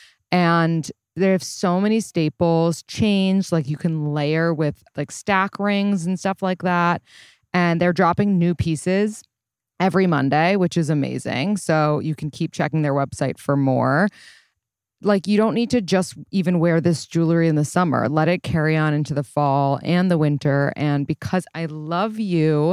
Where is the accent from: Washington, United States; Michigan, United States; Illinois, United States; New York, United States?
New York, United States; I was born and raised in New York